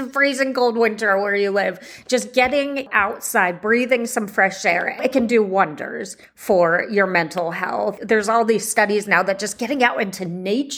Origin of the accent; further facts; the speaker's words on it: Bay Area, California, United States; Here in the Bay Area, you know, I just put in mental health support in my hometown